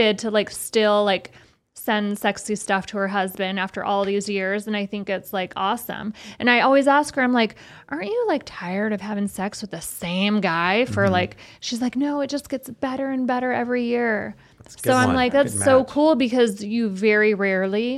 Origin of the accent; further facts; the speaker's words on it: Las Vegas, Nevada, United States; being born and raised in Vegas here